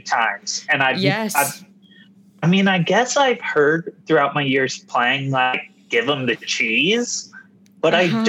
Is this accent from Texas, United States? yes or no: no; Kentucky, United States; when I was a little kid growing up in Kentucky playing baseball every single day